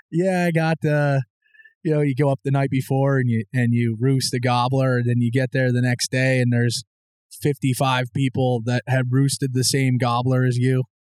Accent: Mahanoy City, Pennsylvania, United States; And especially growing up in Mahanoy City, I mean, you, you didn't have that outside of there.

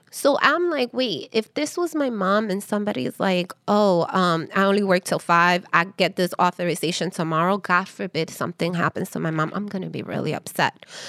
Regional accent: New York City, New York, United States; also born or lived in Harlem; I am Dominican descent. I'm American born here, raised in Washington Heights

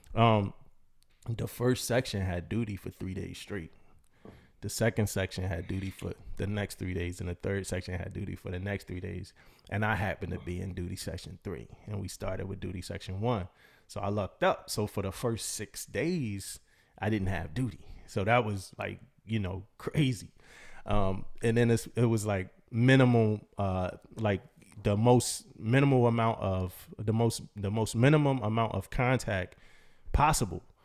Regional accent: East Coast, United States; moved away as an adult; also born or lived in San Diego, California; I'm from the East Coast

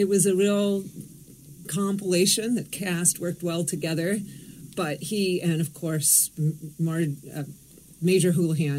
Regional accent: Thousand Oaks, California, United States; We live locally, and I grew up in Thousand Oaks nearby.

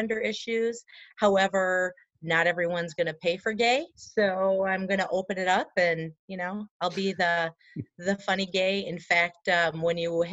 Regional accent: Wisconsin, United States; we're from Wisconsin

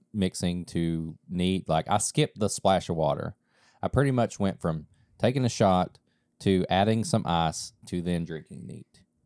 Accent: East Kentucky, United States; growing up in East Kentucky

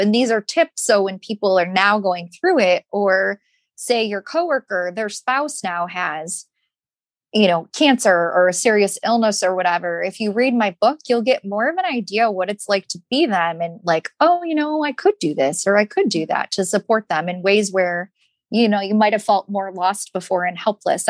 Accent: Michigan, United States; moved away; I'm from Michigan.

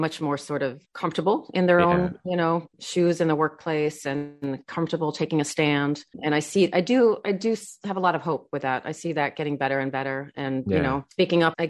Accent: Australia; I grew up in Australia

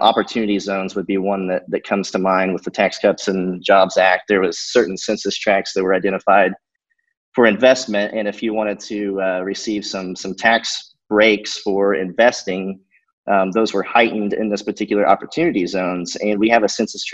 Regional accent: Rushville, Indiana, United States; Rushville, Indiana, which is my hometown.

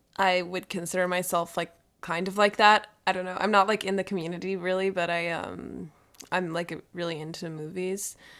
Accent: Minnesota, United States; my home state

